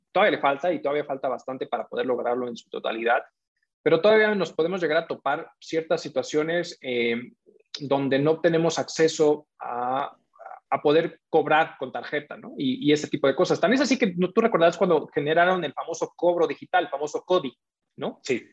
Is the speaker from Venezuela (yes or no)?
no; Mexico; nosotros como ciudadanos, como mexicanos o como recientes mexicanos